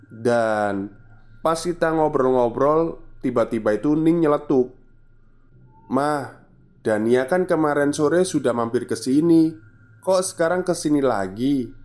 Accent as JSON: {"language": "Indonesian", "town": "Surabaya", "region": "East Java", "country": "Indonesia", "moved": "yes", "lives_now": "Netherlands", "said": "Saat ini aku berdomisili di Netherlands Karena suamiku itu orang Belanda Tapi aku asli orang Surabaya"}